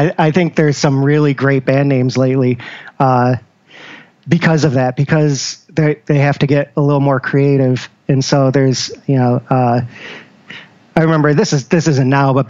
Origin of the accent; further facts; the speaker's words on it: Syracuse, New York, United States; now in Rochester, United States; No, born and raised in Syracuse.